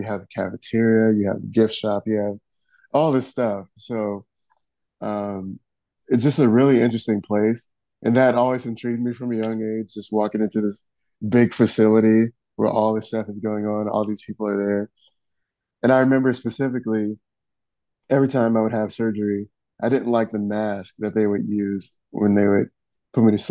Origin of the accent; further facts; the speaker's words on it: Detroit, Michigan, United States; I am originally from Detroit, Michigan, and lived there for most of my life.